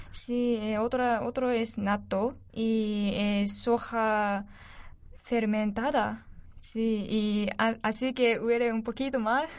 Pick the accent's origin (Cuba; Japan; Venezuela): Japan; Spanish is a second language; moved away as an adult; now in Spain; en mi país, en Japón